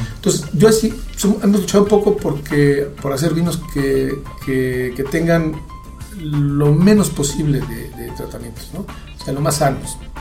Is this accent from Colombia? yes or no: no; Mexico; yo soy mexicano